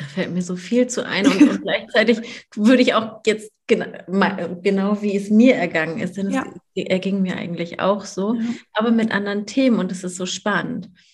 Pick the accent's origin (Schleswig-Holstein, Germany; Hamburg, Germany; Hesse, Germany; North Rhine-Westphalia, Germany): Hamburg, Germany; ich komme aus Hamburg.